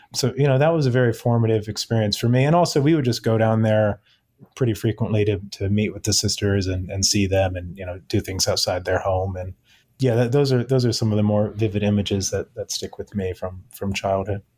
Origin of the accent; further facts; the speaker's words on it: Silver Spring, Maryland, United States; I grew up, I'm local to the Washington, D.C. area, grew up in Silver Spring, Maryland